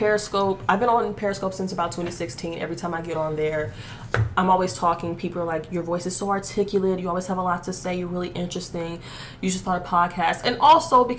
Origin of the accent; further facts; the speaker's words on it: Houston, Texas, United States; I'm 22 years old and I was born in Houston, Texas